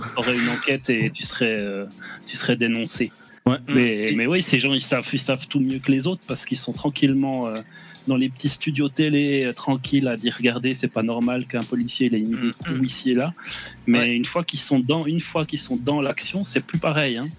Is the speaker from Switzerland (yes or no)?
yes; Switzerland; je suis suisse